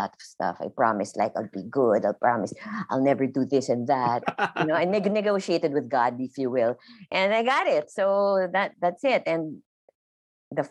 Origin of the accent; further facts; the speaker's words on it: Philippines; English is a second language; I'm Filipino